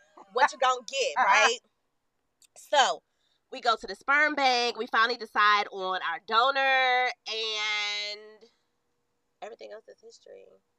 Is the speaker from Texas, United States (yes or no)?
yes; Texas, United States; Shout out to the South because that's where we're from. I was born in Texas. Mom from Louisiana. Daddy from Alabama.